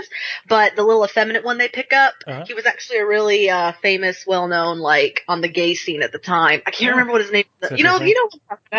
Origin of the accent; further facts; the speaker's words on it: Georgia, United States; Yes, you know, we're from Georgia, so that's pretty close to Alabama. And I know I don't sound like it.